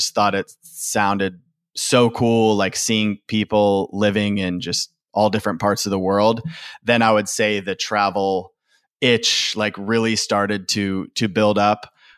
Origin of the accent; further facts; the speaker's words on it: Michigan, United States; also born or lived in Louisville, Kentucky / Austin, Texas; But originally, I usually just say I'm from Michigan. I lived there the longest. I finished high school and college there. So originally from Michigan, but I've lived in quite a few other states in the U.S.